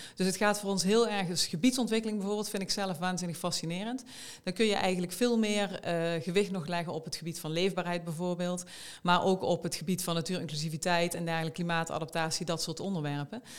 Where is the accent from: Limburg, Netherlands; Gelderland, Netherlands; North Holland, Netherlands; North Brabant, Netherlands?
Limburg, Netherlands; South; moved away as an adult; now in Eindhoven, Netherlands; ik kom uit Zuid-Limburg van origine.